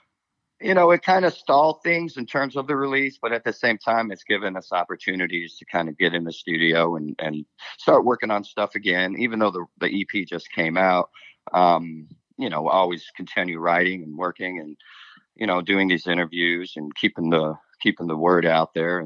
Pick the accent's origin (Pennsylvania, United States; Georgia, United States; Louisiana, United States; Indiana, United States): Indiana, United States; now in Nashville, United States; I was from Indiana, kind of grew up in a family band